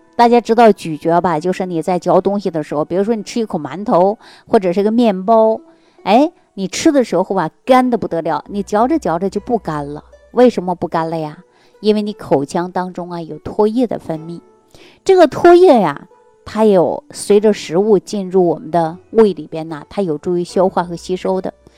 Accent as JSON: {"language": "Chinese", "region": "Northeast China", "country": "China", "tie": "born or raised there", "said": "尤其我们老家就是东北地区的人"}